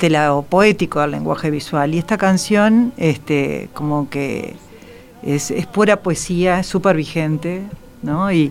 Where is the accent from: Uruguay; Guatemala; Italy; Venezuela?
Uruguay; Montevideo; crecí una parte en Carrasco, pero en los años, a principios de los 60